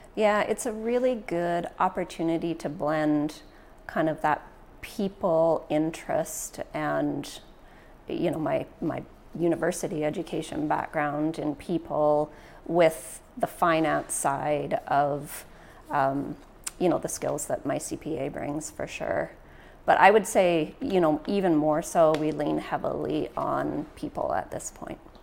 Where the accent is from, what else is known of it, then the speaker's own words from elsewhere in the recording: Prince George, British Columbia, Canada; also born or lived in Ontario; I was born and raised in Prince George.